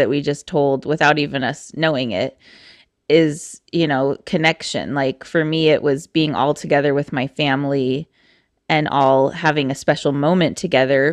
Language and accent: English; Eastern Oregon, United States; I'm from Eastern Oregon